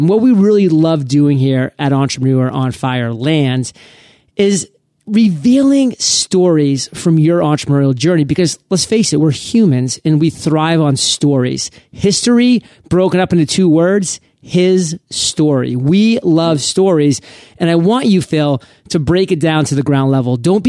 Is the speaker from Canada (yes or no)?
yes; Canada; I'm a Canuck too.